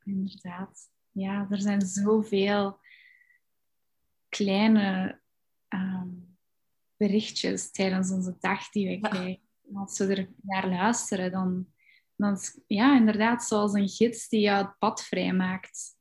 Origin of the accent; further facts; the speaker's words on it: Belgium; ik ben opgegroeid in België